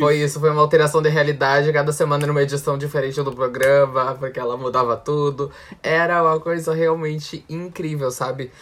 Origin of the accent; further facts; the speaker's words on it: South Region, Brazil; Eu e Maurício somos sulistas